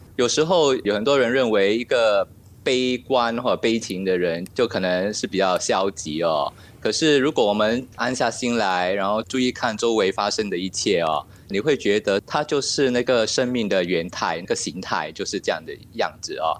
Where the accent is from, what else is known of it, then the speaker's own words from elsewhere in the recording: Singapore; also born or lived in France; 新加坡也是一块小土嘛，哦。然后古生土长嘛